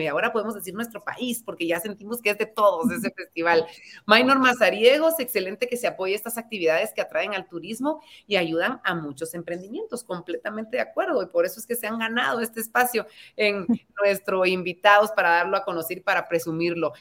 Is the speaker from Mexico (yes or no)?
no; Guatemala; seguimos creciendo como guatemaltecos